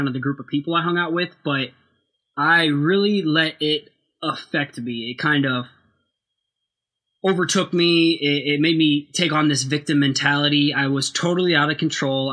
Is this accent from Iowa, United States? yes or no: yes; Waterloo, Iowa, United States; now in Cedar Falls, United States; I am from Waterloo, Iowa. I currently live in Cedar Falls.